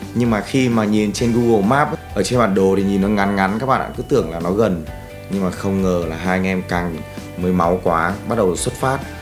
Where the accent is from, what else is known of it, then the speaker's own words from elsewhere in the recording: Ho Chi Minh City, Vietnam; mình đến từ Hồ Chí Minh